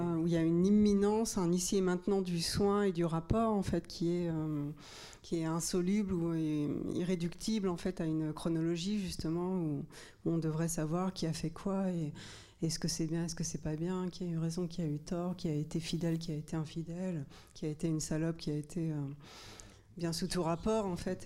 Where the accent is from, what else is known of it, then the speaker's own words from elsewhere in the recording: Normandy, France; je viens de, de Normandie